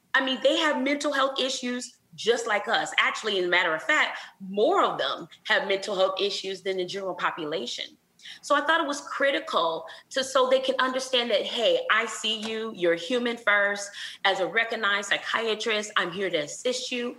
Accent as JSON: {"language": "English", "town": "Flint", "region": "Michigan", "country": "United States", "moved": "yes", "lives_now": "Houston, United States", "said": "I'm from Flint, Michigan"}